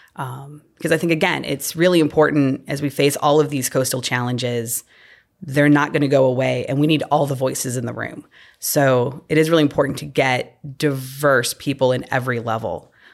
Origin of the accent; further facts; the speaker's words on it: Illinois, United States; moved away as an adult; also born or lived in Missouri / Delaware; now in Louisiana, United States; growing up in Illinois